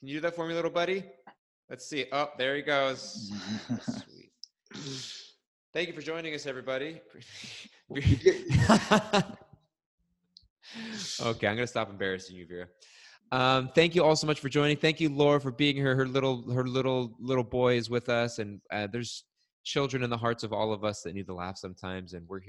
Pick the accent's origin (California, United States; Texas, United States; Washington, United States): California, United States; moved away; I'm from California